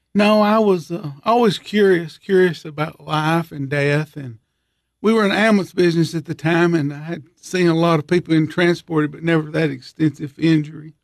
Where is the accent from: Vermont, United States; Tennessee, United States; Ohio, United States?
Tennessee, United States; Monterey; I grew up in Monterey my whole life other than when I was in school